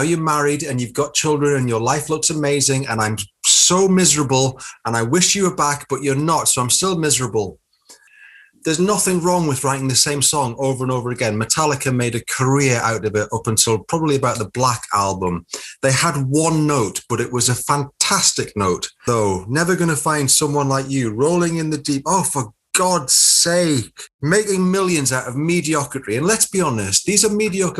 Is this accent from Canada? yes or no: no; Newcastle upon Tyne, North East England, United Kingdom; moved away as an adult; also born or lived in Manchester; because I come from the Northeast.